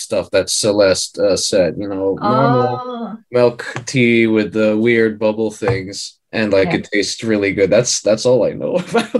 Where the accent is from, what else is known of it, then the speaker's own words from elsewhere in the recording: Philippines; as a Filipino, I grew up with this little dessert called taho.